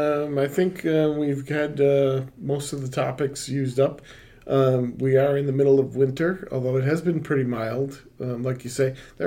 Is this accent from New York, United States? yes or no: yes; Rochester, New York, United States; moved away; Growing up in Rochester